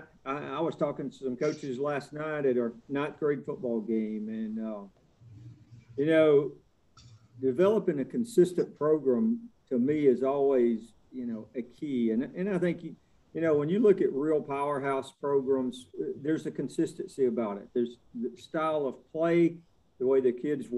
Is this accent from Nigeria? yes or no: no; Gainesville, Georgia, United States; I'm originally from Gainesville. Got to play at Gainesville High School for some legendary coaches